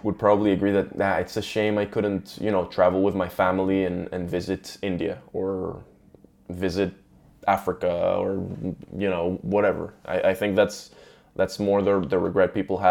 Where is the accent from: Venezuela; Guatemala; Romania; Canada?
Venezuela; moved away; I was raised in Venezuela